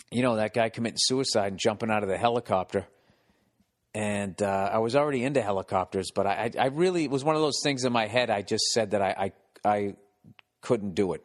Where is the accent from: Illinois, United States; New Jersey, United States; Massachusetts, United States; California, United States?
Massachusetts, United States; Boston; moved away; Boston, my hometown